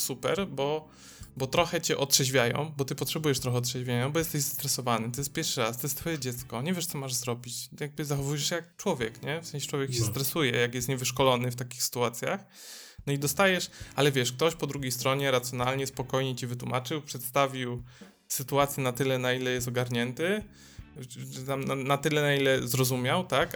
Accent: Dąbrowa Górnicza, Silesian Voivodeship, Poland; now in Gliwice, Poland; ja jestem z Dąbrowy Górniczej

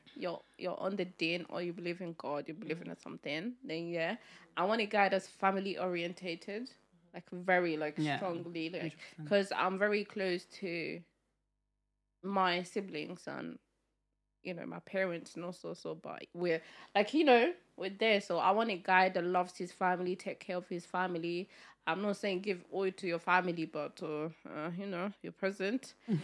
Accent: India; I'm Indian.

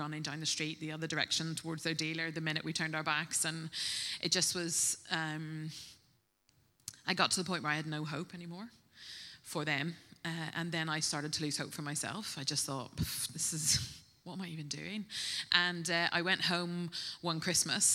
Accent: Northern Ireland, United Kingdom; moved away as an adult; now in Bristol, United Kingdom; I'm originally from Northern Ireland, if you pick up a little twang, but I've been in Bristol for 20 years. I came to study here

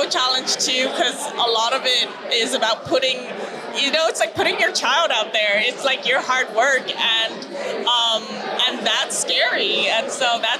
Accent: Montreal, Quebec, Canada; moved away; Um, I'm originally from Montreal

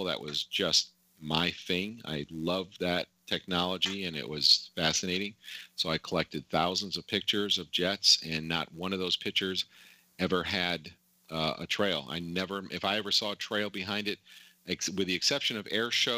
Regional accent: New Port Richey, Florida, United States; I grew up in Newport Richey

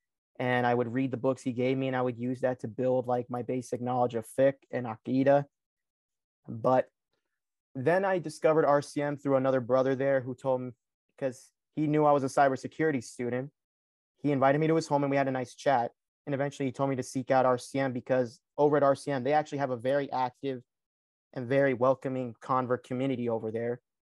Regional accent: Lawrenceville, Georgia, United States; So the thing was that, yes, in my hometown of Lawrenceville, I did deal with that.

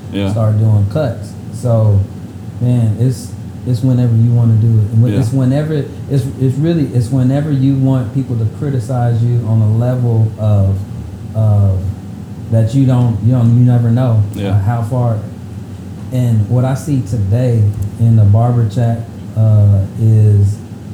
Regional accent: Midwest, United States; I'm from Midwest.

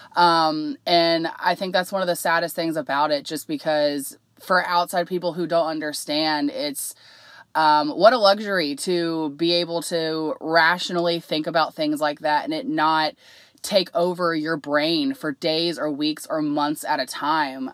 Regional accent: Cincinnati, Ohio, United States; I'm from Cincinnati

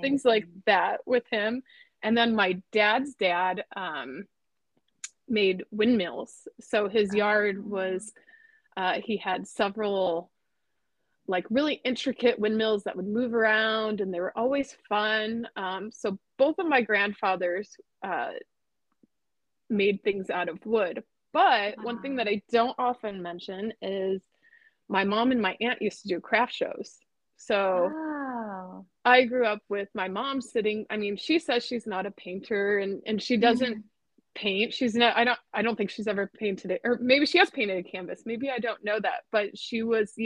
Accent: Northwest Indiana, United States; moved away as an adult; now in Orange County, California, United States; I grew up an hour outside Chicago in Northwest Indiana

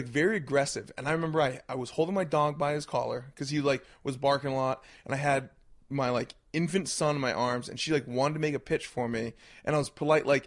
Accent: Brunswick, Maine, United States; I grew up in Brunswick, Maine. Okay. I was born and raised right there.

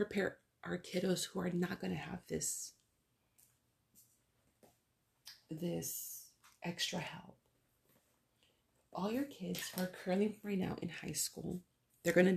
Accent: United States; first language Spanish; English is a second language; I'm a Chicana too, but I'm first generation. My parents were born in Mexico

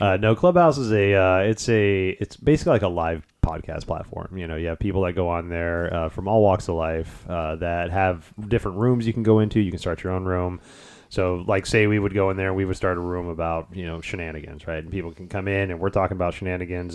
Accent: Houston, Texas, United States; moved away as an adult; also born or lived in Detroit; I grew up in the Houston area for the next twenty years

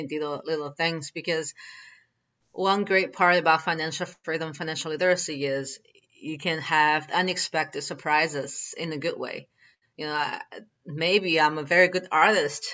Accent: China; moved away; when I was growing up in China

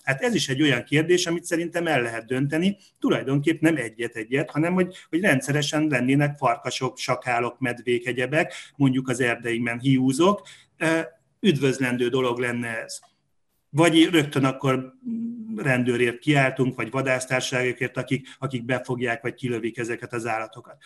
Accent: Hungary

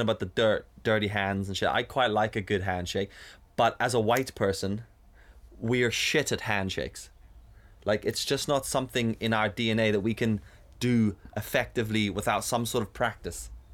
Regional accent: South Africa; now in Northern Ireland, United Kingdom; growing up in South Africa, we had friends in school who were black

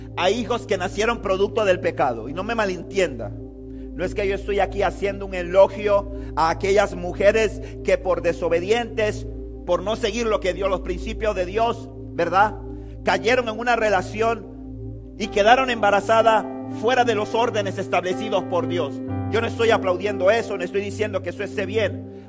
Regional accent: Panama City, Panama; nosotros vivimos en Panamá, yo me crié toda mi vida en Río Abajo, viví 29 años de mi vida en Río Abajo

